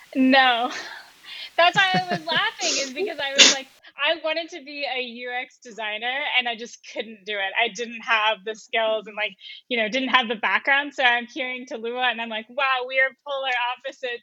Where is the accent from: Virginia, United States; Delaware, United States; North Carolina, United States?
North Carolina, United States; moved away as an adult; also born or lived in San Francisco Bay Area, California; now in San Francisco, United States; I'm from North Carolina, so I didn't really have a great understanding of technology, and I didn't really until I came to the West Coast for college.